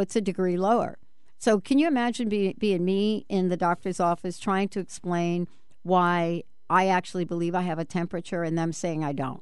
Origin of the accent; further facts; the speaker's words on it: New York City, New York, United States; growing up in the Bronx, you smelled like olive oil twenty-four seven.